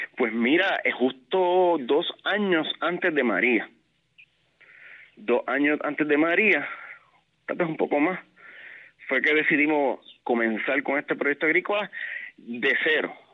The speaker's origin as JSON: {"language": "Spanish", "town": "San Sebastián", "country": "Puerto Rico", "tie": "born or raised there", "also_born_or_lived": "San Juan, Puerto Rico", "moved": "as an adult", "said": "yo soy natural del pueblo de San Sebastián. Eh, ahí fue que viví hasta los 18 años"}